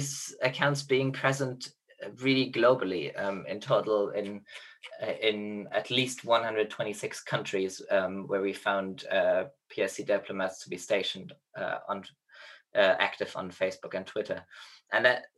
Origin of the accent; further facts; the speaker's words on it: Germany; now in Oxford, United Kingdom; interned in a diplomatic mission of my home country, Germany